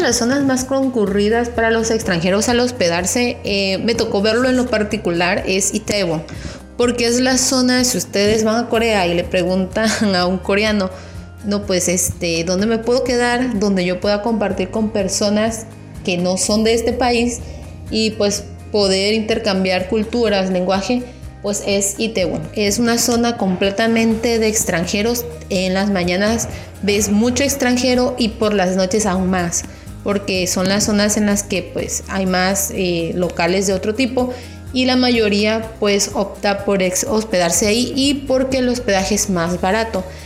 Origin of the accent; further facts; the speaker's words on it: Mexico; yo soy de México